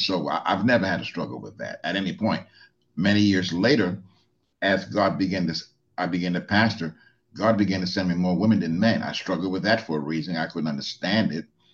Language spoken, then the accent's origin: English; New York City, New York, United States; I grew up in the 40 Project